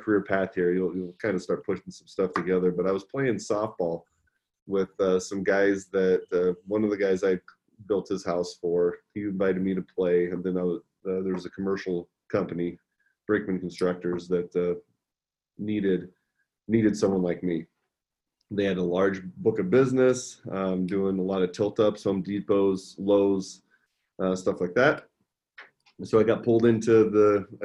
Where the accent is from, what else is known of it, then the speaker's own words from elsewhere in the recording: Nebraska, United States; I'm from Nebraska